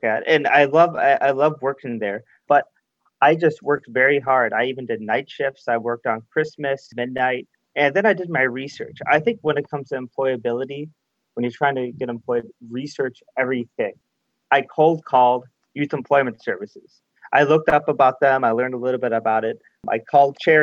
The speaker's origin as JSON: {"language": "English", "area": "a suburb in Chicago", "region": "Illinois", "country": "United States", "tie": "born or raised there", "moved": "as an adult", "lives_now": "Canada", "said": "I had to move back to my hometown, a suburb in Chicago."}